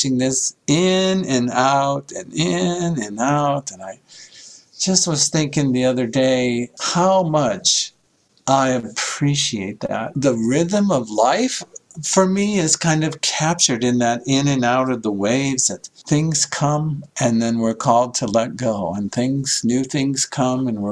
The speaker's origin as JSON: {"language": "English", "region": "Iowa", "country": "United States", "tie": "born or raised there", "also_born_or_lived": "San Diego", "moved": "as an adult", "said": "So I grew up in Iowa, not a lot of beachfront property in Iowa."}